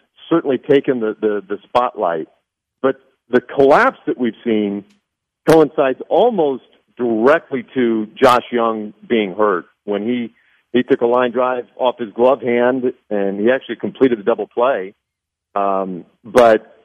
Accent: Nebraska, United States; I grew up in Nebraska

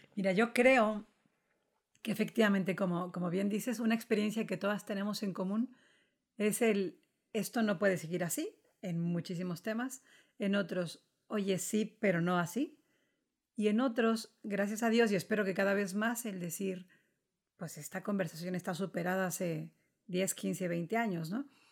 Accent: Guaymas, Sonora, Mexico; moved away as an adult; now in Madrid, Spain; soy mexicana, soy de Guaymas, Sonora, del norte de México, y estoy en España, en Madrid, desde hace 10 años.

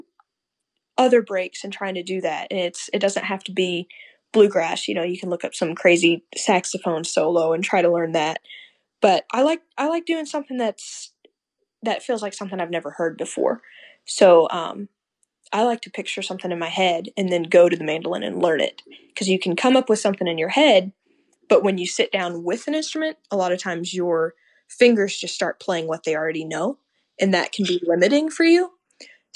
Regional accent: Missouri, United States; I'm from Missouri

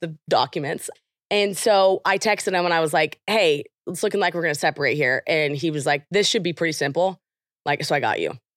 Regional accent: Oklahoma, United States; I'm from Oklahoma

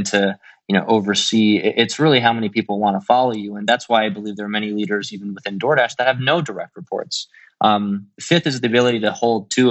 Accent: Midwest, United States; also born or lived in China; as a kid growing up in the Midwest

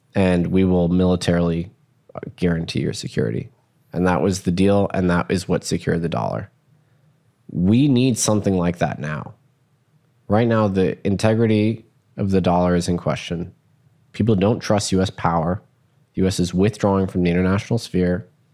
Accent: United States; as an American

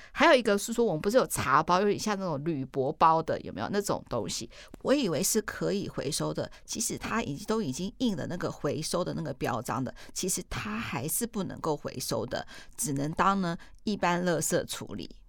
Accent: Taiwan; 我们台湾人

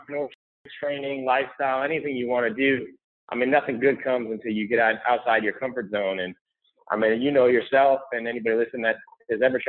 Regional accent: St. Petersburg, Florida, United States; I live and grown up here in St. Petersburg, Florida

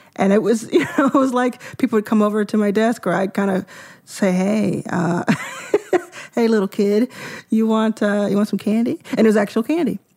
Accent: Dallas, Texas, United States; also born or lived in Jackson, Mississippi; I grew up in Dallas, Texas. I was born in Jackson, Mississippi. at where my mom was born, and we quickly moved to Dallas.

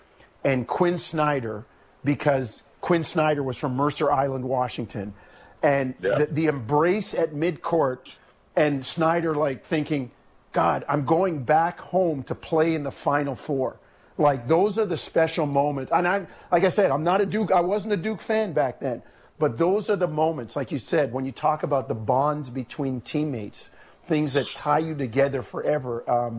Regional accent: Jamaica; born there; Patrick Ewing is from the same hometown as my dad. I was born in Jamaica as well.

